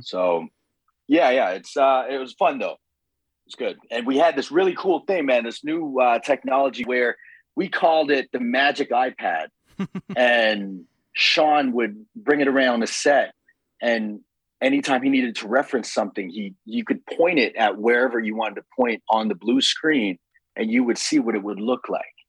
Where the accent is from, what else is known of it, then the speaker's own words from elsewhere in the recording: Toronto, Ontario, Canada; I'm from Scarborough.